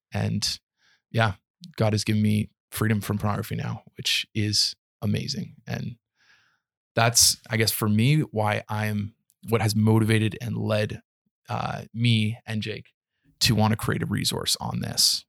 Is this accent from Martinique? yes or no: no; Canada; Being a being a Canadian citizen